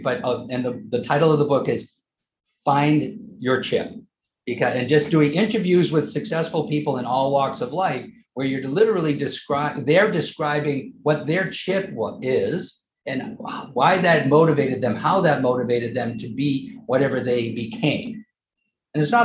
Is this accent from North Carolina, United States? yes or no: no; Westwood, Massachusetts, United States; also born or lived in Maine; I was born in Western Massachusetts, lived in Maine for a little while. I'm one of eight children, seven that survived. So, the typical Irish Catholic, family in Westwood, Massachusetts is where I ended up going to school, most of my school